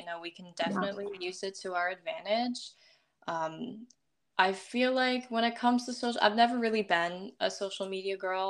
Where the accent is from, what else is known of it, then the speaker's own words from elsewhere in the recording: United States; also born or lived in Seoul, South Korea; I'm a Korean American model. Something people may not know about me is that I was adopted from Seoul, South Korea